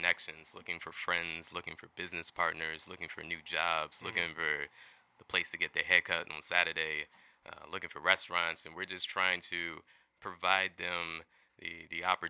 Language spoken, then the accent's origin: English; Columbia, Maryland, United States; now in Seattle, United States; I am originally from Columbia, Maryland